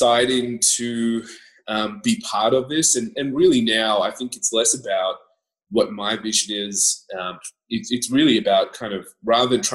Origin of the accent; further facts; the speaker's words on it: Canberra, Australian Capital Territory, Australia; also born or lived in Scotland; I grew up in Canberra